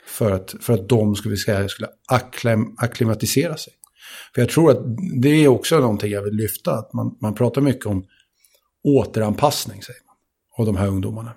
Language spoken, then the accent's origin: Swedish; Sweden; jag är född i Sverige, och jag har svenska föräldrar